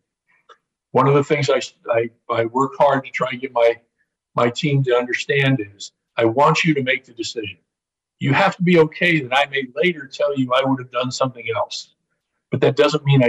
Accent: Indianapolis, Indiana, United States; my hometown of Indianapolis

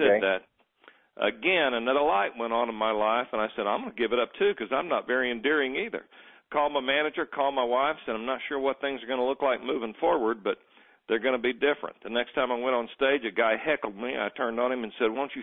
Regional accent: Muskogee, Oklahoma, United States; I grew up dirt poor in Muskogee, Oklahoma.

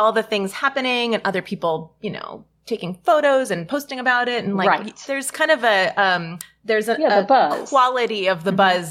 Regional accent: New York City, New York, United States; I grew up in Stuyvesant Town, and I went to Hunter Elementary and High School

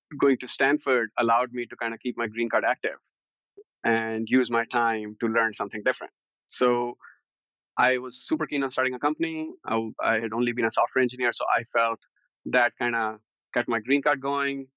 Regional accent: Chandigarh, India; moved away as an adult; now in United States; I grew up in Chandigarh, which happens to be one of the most planned cities in India.

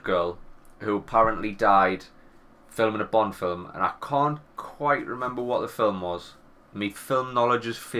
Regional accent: England, United Kingdom; accent: English; my English accent

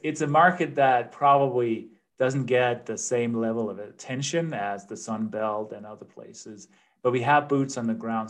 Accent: Denmark; English is a second language; moved away as an adult; now in United States; I'm originally from Denmark, uh, hence the accent and the name. But I've been living in the U.S. for 25, I think, coming up on 26 years now, so more than half my life.

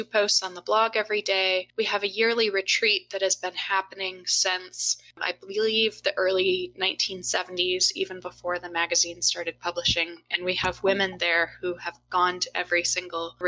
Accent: Michigan, United States; now in Baltimore, United States; I grew up in Michigan

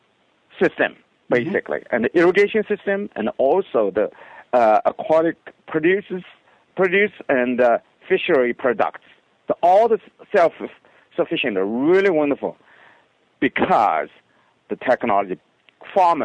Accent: China; moved away; In my hometown, there's a city.

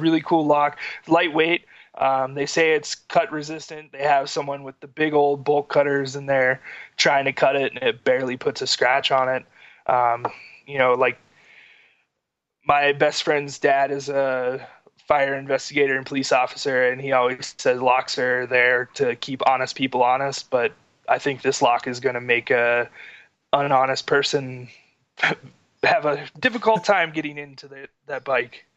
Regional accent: Florida, United States; now in Utah, United States; we grew up in Florida together

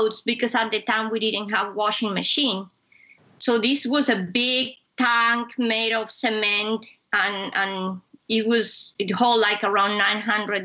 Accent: Bogotá, Colombia; moved away; I come from Colombia, I come from hot weather. But Bogota is a city is high up in the Andes.

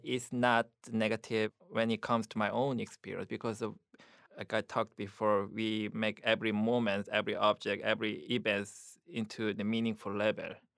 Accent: South Korea; English is a second language; moved away as an adult; also born or lived in Buffalo, United States; now in United States; my Korean life in Korea

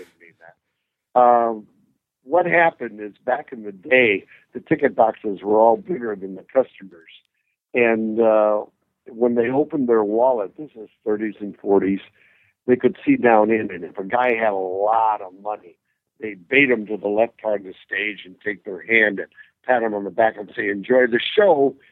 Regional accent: Red Granite, Wisconsin, United States; born or raised there

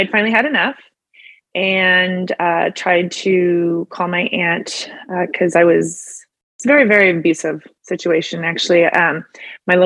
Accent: Chico, California, United States; moved away as an adult; also born or lived in Sacramento, California / Phoenix, Arizona; now in Roseville, United States; I'm from Chico, California

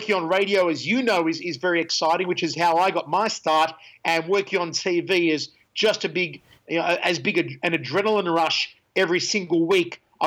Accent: Australia; moved away as an adult; now in Las Vegas, United States; I am Australian. I moved over here to the USA in 2011

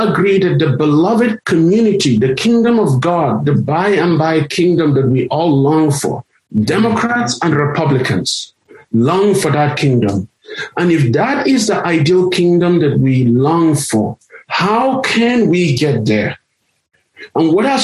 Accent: Nigeria; also born or lived in South Africa; now in United States; growing up in Nigeria as a minority from a minority community in a region that is predominantly Muslim

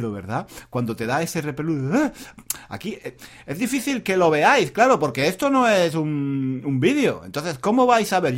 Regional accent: France; Spanish is a second language; Eh, yo soy, yo soy mm, francés.

